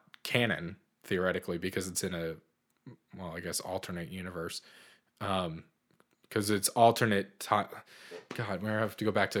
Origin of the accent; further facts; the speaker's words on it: Boston, Massachusetts, United States; I grew up in Boston, so a lot of our movie theaters charge like $15 for a ticket